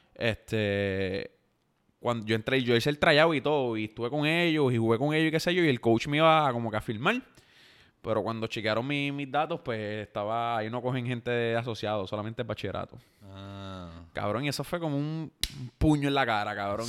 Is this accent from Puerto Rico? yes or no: yes; Yauco, Puerto Rico; soy de Yauco, tengo 25 años